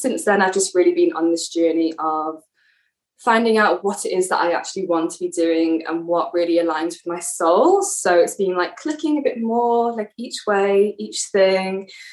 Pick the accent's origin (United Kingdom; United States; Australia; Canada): United Kingdom; England; moved away as an adult; now in Israel; I'm from England. I'm living in Israel at the moment.